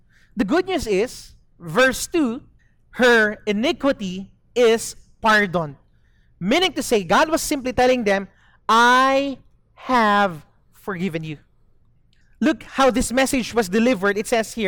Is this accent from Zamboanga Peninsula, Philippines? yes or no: yes; Zamboanga City, Zamboanga Peninsula, Philippines; moved away as an adult; now in Dumaguete, Philippines; I grew up in Zamboanga, but I've been in Dumaguete for close to 20 years now